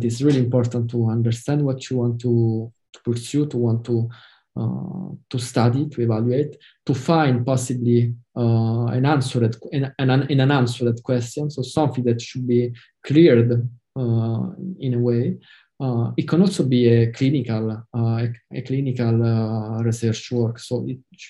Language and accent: English; Italy; English is a second language